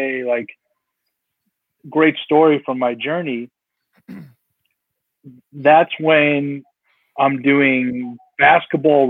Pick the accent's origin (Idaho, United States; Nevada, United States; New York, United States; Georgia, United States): New York, United States; Long Island; growing up on Long Island